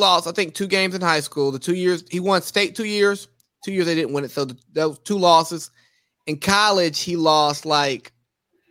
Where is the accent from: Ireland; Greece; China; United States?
United States; Cartersville, Georgia; He's from my hometown.